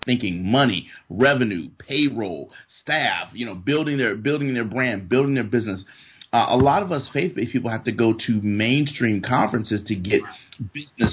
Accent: Florida, United States; moved away as an adult; now in Fort Worth, United States; born and raised in Florida

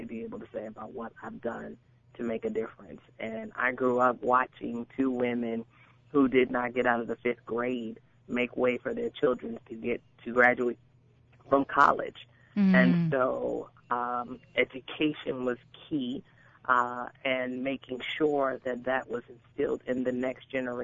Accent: New Jersey, United States; also born or lived in Irvington, New Jersey; born and raised in New Jersey. I spent most of my younger years in North New Jersey, transitioned to Irvington at about the age of 10

